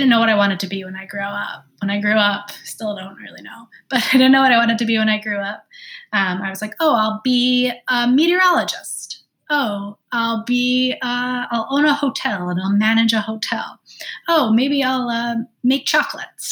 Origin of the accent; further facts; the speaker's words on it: New York City, New York, United States; also born or lived in Long Island, New York; I grew up in Queens, New York. Then we moved to Long Island.